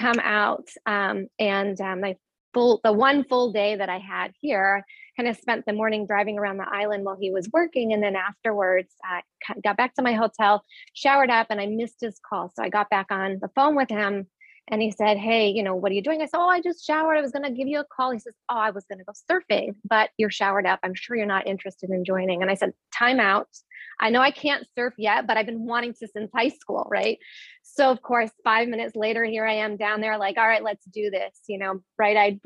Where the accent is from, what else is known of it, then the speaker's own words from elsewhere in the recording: Midwest, United States; I am from the Midwest